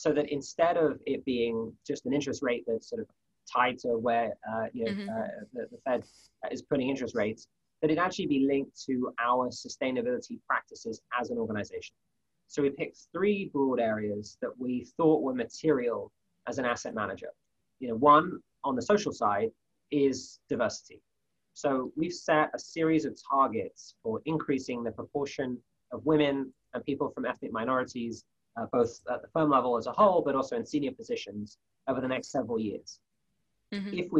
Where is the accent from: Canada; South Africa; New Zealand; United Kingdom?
United Kingdom; moved away as an adult; now in United States; As a Brit who's been in the US for a few years now